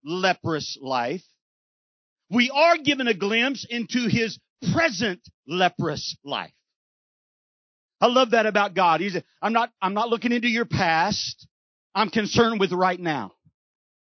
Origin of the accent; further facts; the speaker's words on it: Texas, United States; I'm from Texas, and we don't know how to not be quiet in Texas